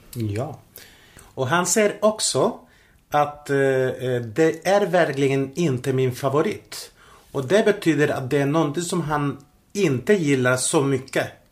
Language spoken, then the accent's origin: Swedish; Spain; Swedish is a second language; now in Sweden; Jag reste till eh, mitt hemland, till Spanien